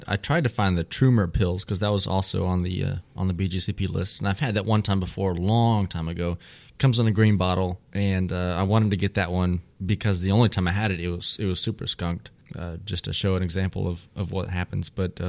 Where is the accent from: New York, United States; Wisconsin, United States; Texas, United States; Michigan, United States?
Texas, United States; I'm Texan.